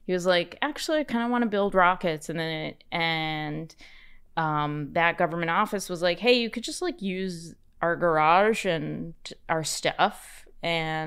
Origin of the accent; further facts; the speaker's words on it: United States; I'm an American